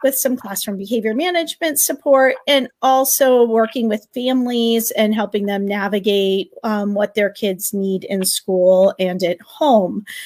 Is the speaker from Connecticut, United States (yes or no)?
yes; Connecticut, United States; I am from Connecticut